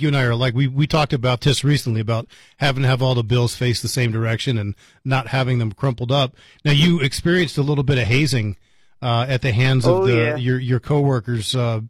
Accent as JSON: {"language": "English", "town": "Vienna", "region": "Virginia", "country": "United States", "tie": "born or raised there", "moved": "yes", "lives_now": "Las Cruces, United States", "said": "That's my hometown."}